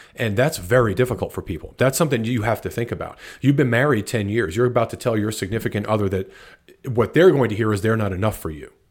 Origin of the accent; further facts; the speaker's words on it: New Jersey, United States; moved away as an adult; also born or lived in Atlanta, Georgia; I was born in New Jersey